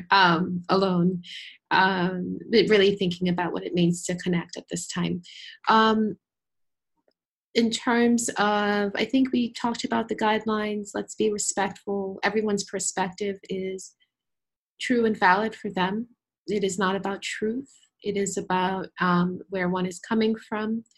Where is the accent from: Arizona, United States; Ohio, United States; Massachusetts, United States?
Massachusetts, United States; Boston; accent: Boston; English is a second language; I actually have a Boston accent.